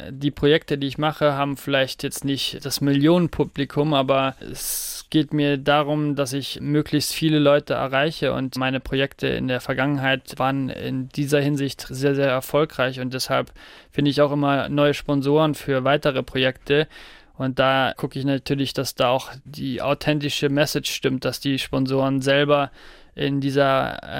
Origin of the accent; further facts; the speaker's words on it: Saarland, Germany; Ja, das Saarland ist und bleibt meine Heimat